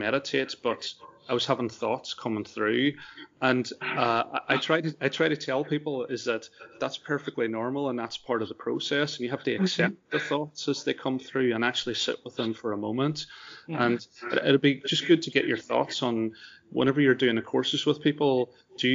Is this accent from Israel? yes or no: no; Ireland; as an Irishman